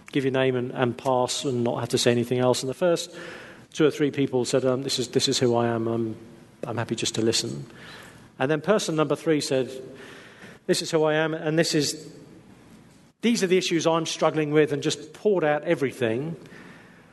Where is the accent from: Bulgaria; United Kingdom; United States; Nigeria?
United Kingdom; England; We're English